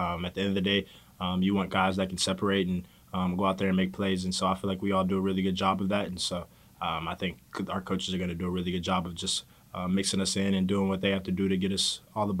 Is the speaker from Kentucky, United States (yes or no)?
yes; Kentucky, United States; This is the closest one that I have home to Kentucky. For my hometown, it's really about like 3.5 hours.